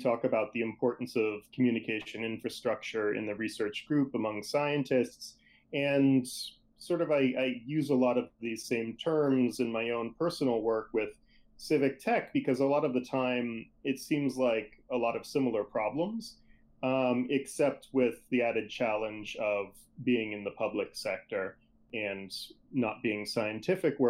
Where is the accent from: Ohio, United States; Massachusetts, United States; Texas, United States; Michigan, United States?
Massachusetts, United States; outside of Boston; I grew up outside of Boston, Massachusetts